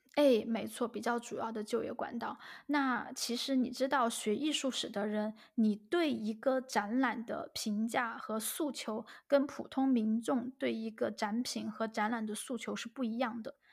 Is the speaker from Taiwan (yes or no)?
no; China; now in Germany; 我们中国人中间也有很直接的人